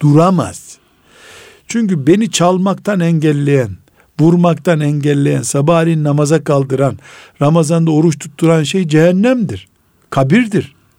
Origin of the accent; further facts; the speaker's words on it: Black Sea Region, Turkey; ben Karadeniz adamıyım